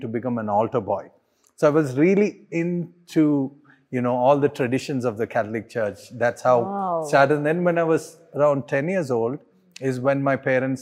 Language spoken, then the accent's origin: English; Hyderabad, Telangana, India; I grew up in Hyderabad, so I pretty much know Telugu and Hindi well.